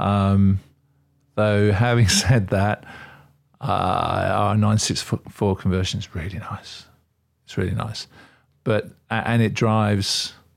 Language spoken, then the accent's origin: English; Australia; also born or lived in England; now in United Kingdom; I'm originally Australian.